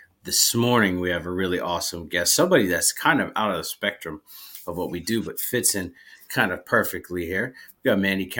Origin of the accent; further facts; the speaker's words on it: Erie, Pennsylvania, United States; moved away as an adult; also born or lived in Alaska; just moved from Alaska. I was there for almost five years. And I'm not, you know, and I grew up in Erie, Pennsylvania. And so I'm used to the snow